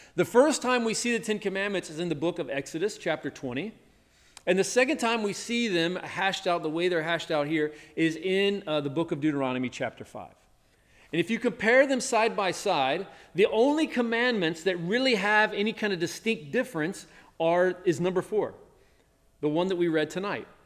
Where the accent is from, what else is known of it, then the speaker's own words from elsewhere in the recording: Tennessee, United States; when I was growing up in the South, in Tennessee